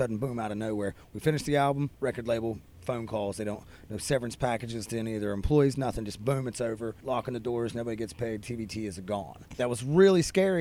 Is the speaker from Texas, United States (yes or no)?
no; West Virginia, United States; We're from West Virginia